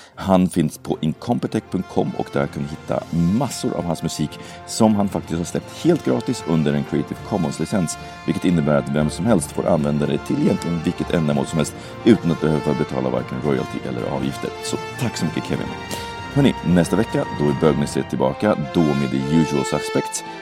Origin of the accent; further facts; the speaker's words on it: Sweden; accent: Swedish; min svenska brytning som lyser igenom allt som oftast